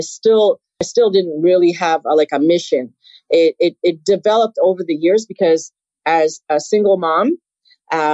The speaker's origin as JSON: {"language": "English", "country": "Canada", "said": "Being Canadian"}